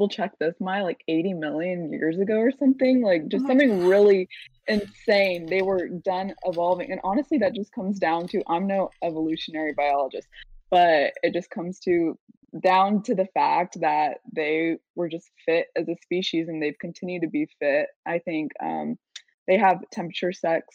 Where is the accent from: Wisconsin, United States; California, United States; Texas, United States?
California, United States; San Diego; also born or lived in Davis, California; I'm from San Diego, but went to school at UC Davis